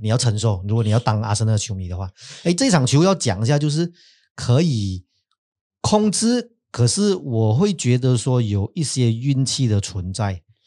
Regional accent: Malaysia; 我们马来西亚人

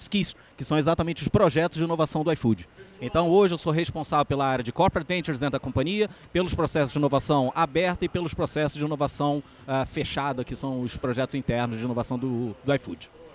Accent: Rio de Janeiro, Brazil; sou carioca

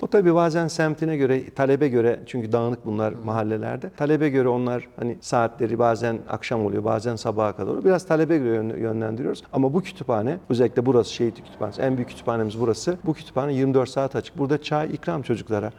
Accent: Ankara, Turkey; ben Mamak'ta doğdum büyüdüm

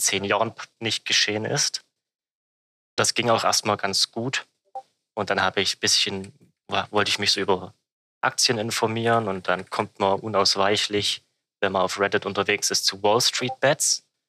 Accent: Germany; als Deutscher

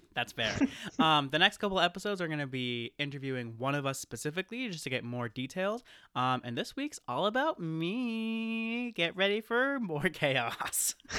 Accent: Maine, United States; also born or lived in New Hampshire; I grew up, uh, born and raised in Maine, went to college in New Hampshire, came back to Maine here ever since.

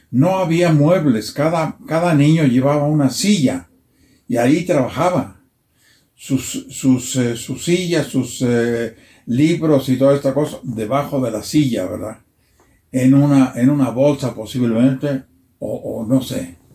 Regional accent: Arandas, Jalisco, Mexico; moved away; also born or lived in Italy; como la niñez de, todos mis amigos en el barrio, eh, en Arandas había diferentes barrios.

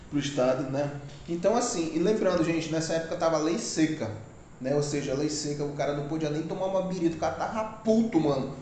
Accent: Maués, Amazonas, Brazil; aqui somos do Amazonas, Maués

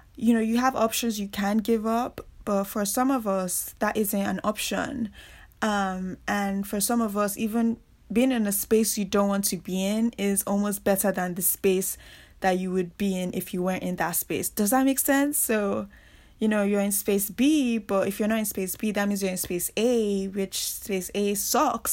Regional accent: Nigeria; moved away as an adult; also born or lived in Reading, England; I grew up in Nigeria, and that is where I spent most of, you know, my childhood, teenage years growing up

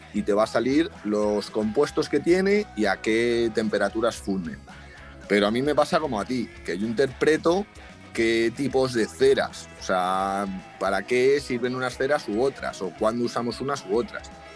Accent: Madrid, Community of Madrid, Spain; yo justo soy de Madrid

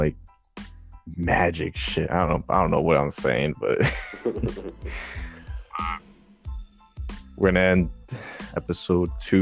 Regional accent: New York City, New York, United States; I was born in Bronx, New York, 1997, May 6th.

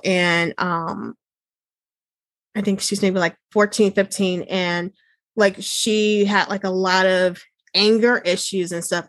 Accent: Chicago, Illinois, United States; I'm originally from the Chicago area, and I currently live like two hours south of mm. Chicago

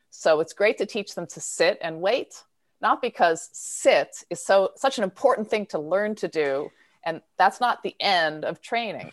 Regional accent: Philadelphia, Pennsylvania, United States; I'm from Philadelphia

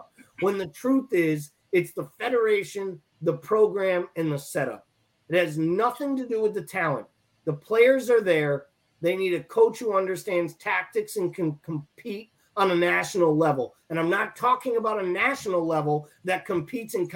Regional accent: Massachusetts, United States; I'm from Massachusetts, right? So I'm sitting here in Massachusetts yesterday

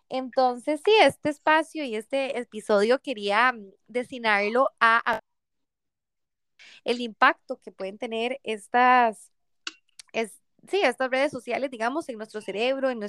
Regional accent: Paraguay; soy de Paraguay y yo en Barcelona

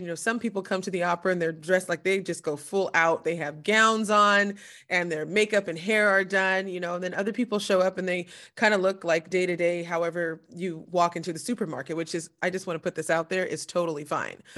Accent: Southern California, United States; now in New Jersey, United States; I'm originally from Southern California, and, uh, but I currently live in New Jersey

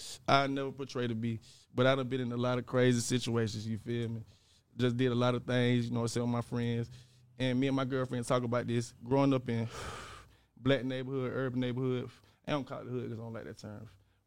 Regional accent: Dawson, Georgia, United States; Man, like I'm from Dawson. Dawson, Georgia, Terra, kind of, you know what I'm saying? Small town, you probably never heard it

